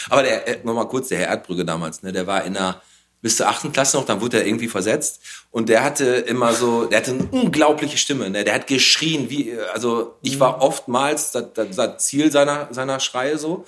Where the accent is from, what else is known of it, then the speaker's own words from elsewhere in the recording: Bottrop, North Rhine-Westphalia, Germany; ich bin in Fulmorg aufgewachsen